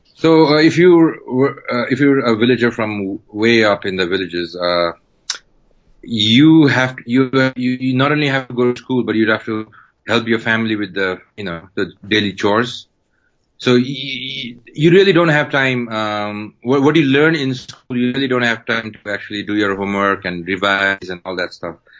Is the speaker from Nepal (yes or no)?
yes; Kathmandu, Bagmati, Nepal; I was born in Kathmandu, born and raised in Kathmandu